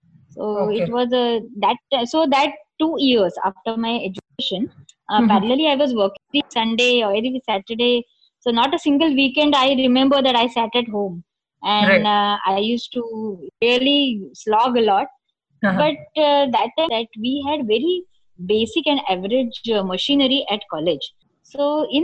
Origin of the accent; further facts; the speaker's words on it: Thane, Maharashtra, India; I was born and brought up in Thane in Mumbai.